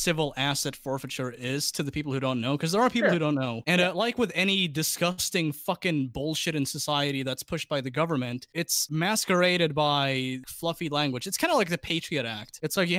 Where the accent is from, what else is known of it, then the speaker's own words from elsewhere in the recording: Laos; I'm from Laos.